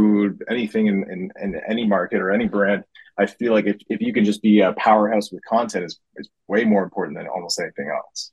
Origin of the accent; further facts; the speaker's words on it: Wasaga Beach, Ontario, Canada; moved away as an adult; now in Toronto, Canada; I moved to Toronto when I was 18 from Wasaga Beach